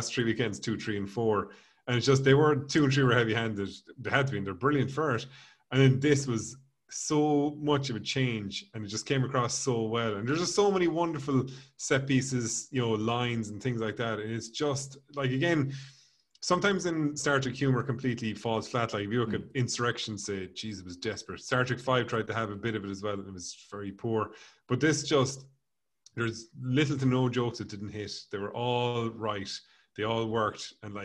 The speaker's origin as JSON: {"language": "English", "country": "Ireland", "said": "us being Irish people"}